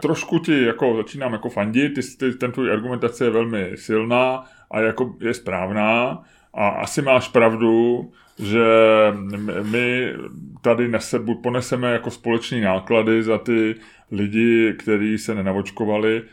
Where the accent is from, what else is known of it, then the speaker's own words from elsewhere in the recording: Czechia; jsme prostě jako spořádaný Češi